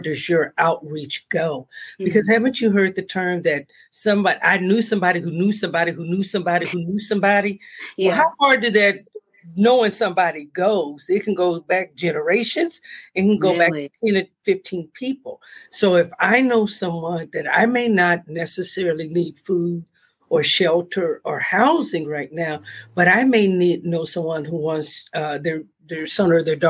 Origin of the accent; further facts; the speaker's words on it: Los Angeles, California, United States; I'm a native California, born and raised in Los Angeles